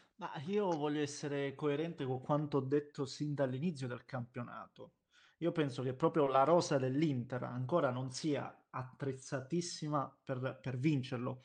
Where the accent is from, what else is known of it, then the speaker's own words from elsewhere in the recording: Basilicata, Italy; sono lucano, abito in Basilicata